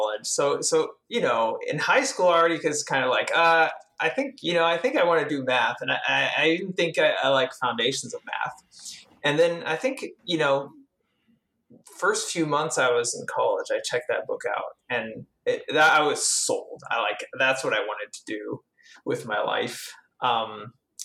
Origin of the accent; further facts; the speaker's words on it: France; I grew up in France.